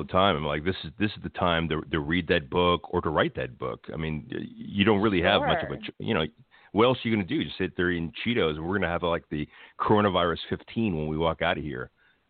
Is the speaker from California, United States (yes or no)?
yes; Los Angeles, California, United States; I grew up in a Filipino neighborhood and Tagalog was, I lived in Atwater. So Atwater was a huge Filipino hub.